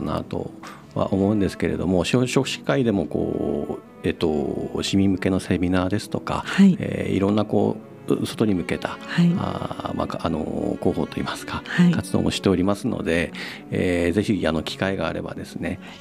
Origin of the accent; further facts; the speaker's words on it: Akita, Japan; moved away as an adult; also born or lived in Tokyo; now in Sendai, Japan; 元々は秋田の生まれです。